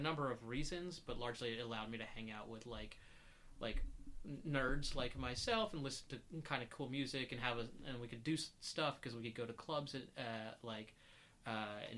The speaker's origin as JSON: {"language": "English", "region": "North Carolina", "country": "United States", "tie": "born or raised there", "moved": "yes", "lives_now": "New York, United States", "said": "I grew up in North Carolina"}